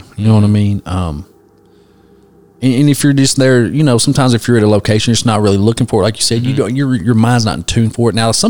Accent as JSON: {"language": "English", "area": "McCreary County", "region": "Kentucky", "country": "United States", "said": "we're all from McCreary County, and it gets kind of boring here sometimes, but I love it here"}